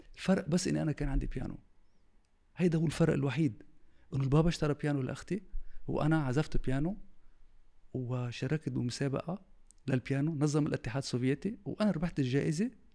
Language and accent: Arabic; Tripoli, North Governorate, Lebanon; moved away; انا ترشحت بطرابلس لان انا ابن طرابلس